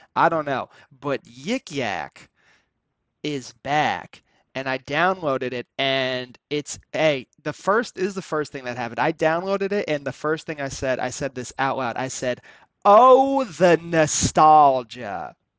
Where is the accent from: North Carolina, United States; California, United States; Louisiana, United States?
North Carolina, United States; Cary; I grew up in Cary